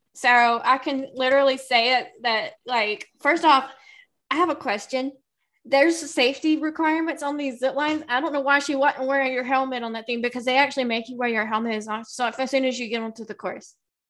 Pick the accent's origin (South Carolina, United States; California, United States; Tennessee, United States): South Carolina, United States; accent: Southern; I grew up, I'm Southern, as you can probably tell just hearing my voice, you can probably tell I'm from the South. I grew up in the deep heart of South Carolina, in the South, in a Southern Baptist church.